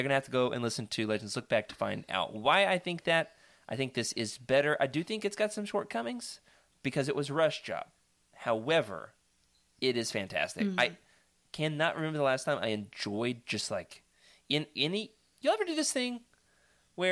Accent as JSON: {"language": "English", "region": "Oklahoma", "country": "United States", "tie": "born or raised there", "also_born_or_lived": "Arkansas", "moved": "yes", "said": "Oklahoma to visit my hometown"}